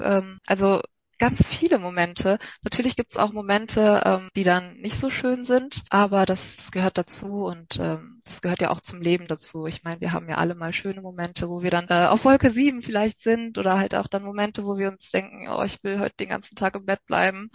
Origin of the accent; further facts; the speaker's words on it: North Rhine-Westphalia, Germany; komme ich aus Nordrhein-Westfalen